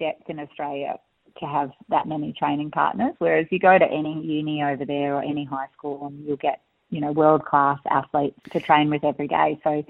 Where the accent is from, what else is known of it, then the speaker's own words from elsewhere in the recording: South Korea; moved away; I grew up in Korea being beaten like this and it's made me so strong.